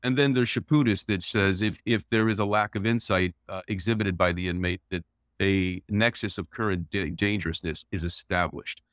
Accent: Las Vegas, Nevada, United States; also born or lived in New York; I was born in Las Vegas, and my parents moved there in sixty-five from Detroit

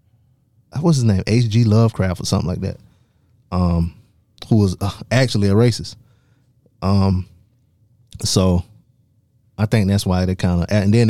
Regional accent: Darlington, South Carolina, United States; I'm from Darlington, South Carolina.

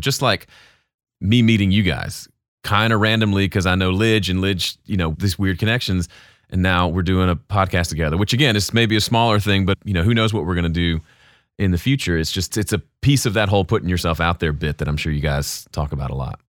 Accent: Mississippi, United States; now in Nashville, United States; So, I grew up in Mississippi. I'm a Southern boy

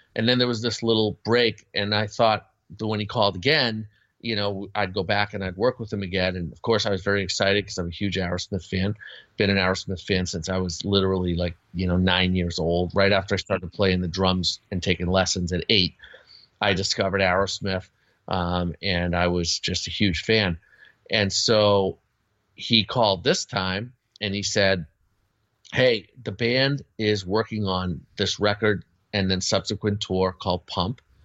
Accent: Boston, Massachusetts, United States; I grew up in the Boston area

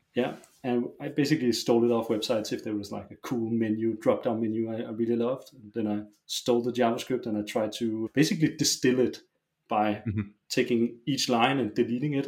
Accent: Roskilde, Zealand, Denmark; I grew up in a small uh, suburb uh, outside of Roskilde. Uh, Roskilde is a it's a town. It's like half an hour's drive from Copenhagen

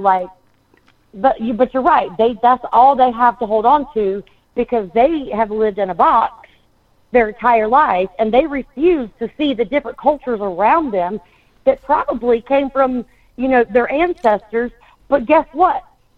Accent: United States; South Carolina, Florida, it's so different with the baseline that, yes, we are American.

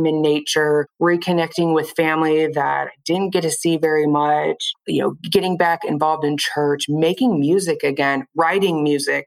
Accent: Kansas City, Missouri, United States; also born or lived in Nebraska / Lee's Summit, Missouri; I live in Lee Summit, Missouri. I'm basically from the Kansas City area. Born and raised here

